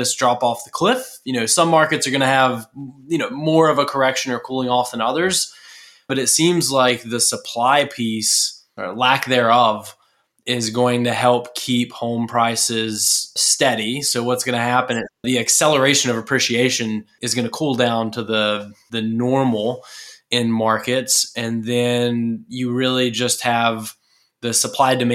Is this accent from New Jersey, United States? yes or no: no; Murrells Inlet, South Carolina, United States; moved away; I'm originally from Murrells Inlet, just south of Myrtle Beach, South Carolina